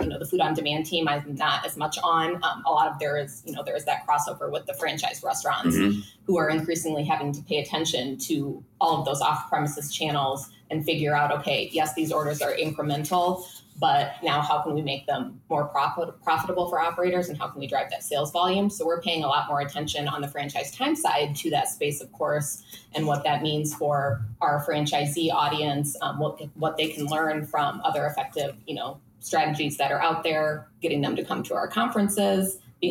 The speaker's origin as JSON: {"language": "English", "region": "Minnesota", "country": "United States", "said": "But yeah. I'm from Minnesota."}